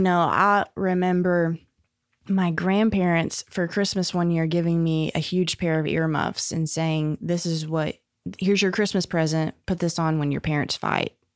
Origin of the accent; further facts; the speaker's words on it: Jonesboro, Arkansas, United States; also born or lived in Little Rock; I was born in Little Rock, but at three years old, we moved to Jonesboro, and I was there until I was sixteen. So Jonesboro's where I grew up